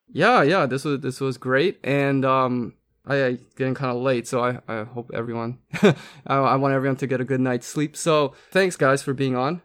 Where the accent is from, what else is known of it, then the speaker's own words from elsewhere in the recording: Canada; when I was growing up in Canada